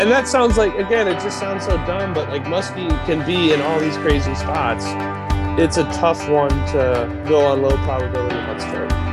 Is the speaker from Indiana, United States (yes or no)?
no; Wisconsin, United States; I grew up in Wisconsin, dad and uncle taking me to the North Woods